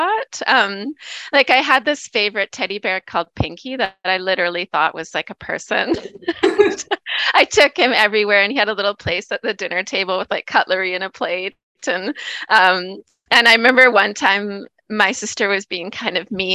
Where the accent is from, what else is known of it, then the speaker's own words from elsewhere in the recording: Nanaimo, British Columbia, Canada; also born or lived in Gabriola Island; I'm from Vancouver Island. I grew up in Nanaimo, BC